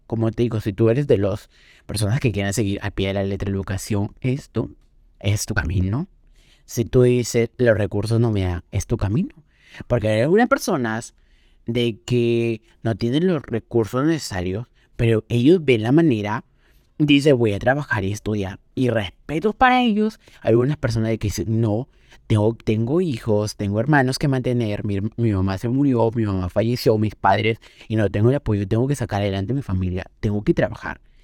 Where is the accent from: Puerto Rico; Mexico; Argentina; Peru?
Peru; en Perú, en mi país